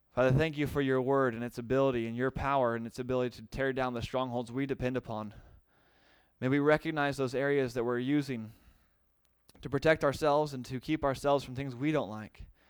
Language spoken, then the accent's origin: English; United States; being an American